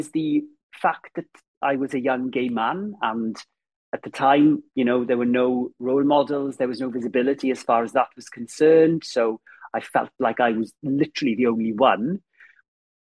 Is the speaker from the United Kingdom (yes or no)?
yes; Ammanford, Wales, United Kingdom; moved away; growing up in Ammanford, and I had a very happy childhood